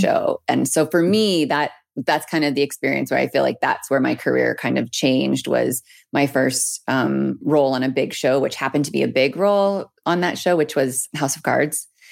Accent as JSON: {"language": "English", "town": "Peace River", "region": "Alberta", "country": "Canada", "tie": "born or raised there", "also_born_or_lived": "Edmonton", "moved": "yes", "said": "I'm from Peace River, Alberta, born and raised."}